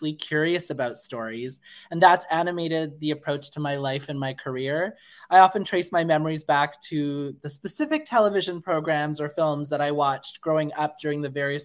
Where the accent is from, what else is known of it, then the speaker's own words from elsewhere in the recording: Canada; my family is from India. I was born and raised in Canada